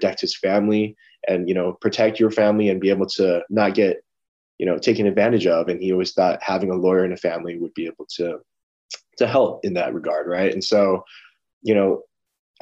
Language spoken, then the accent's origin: English; Los Angeles, California, United States; I'm an LA boy at heart